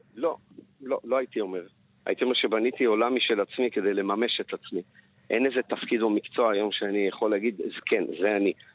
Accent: Jerusalem, Jerusalem District, Israel; also born or lived in Paris, France; כמסעדן לשעבר, כירושלמי, כמישהו שחי גם בפריז

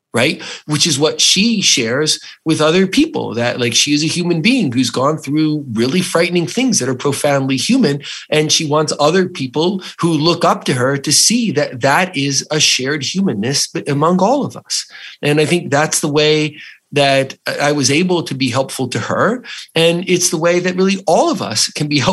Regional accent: New Jersey, United States; I was an Italian from New Jersey

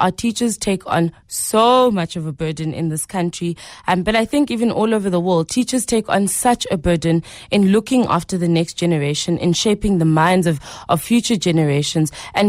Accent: Queenstown, Eastern Cape, South Africa; I am from Queenstown in the Eastern Cape.

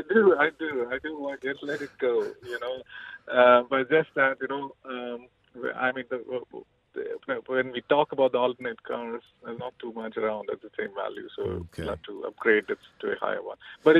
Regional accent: India; I'm Indian.

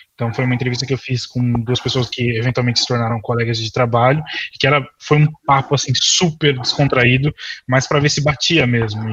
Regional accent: Brazil; moved away as an adult; also born or lived in São Paulo; now in Ireland; estudado quando eu estava no Brasil.

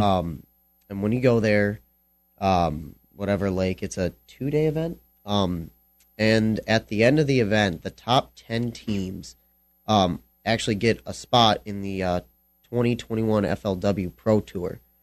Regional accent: Lake Michigan, Midwest, United States; I fished jigs all my life. I'm from Lake Michigan.

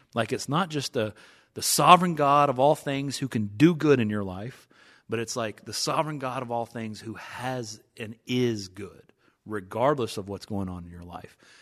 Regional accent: East Tennessee, United States; I'm from East Tennessee, uh, gone to Dollywood numerous times, season tickets

